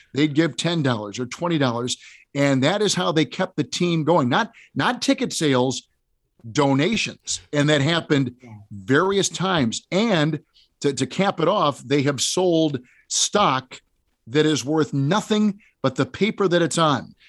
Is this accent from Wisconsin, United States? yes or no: yes; Green Bay, Wisconsin, United States; I grew up in Green Bay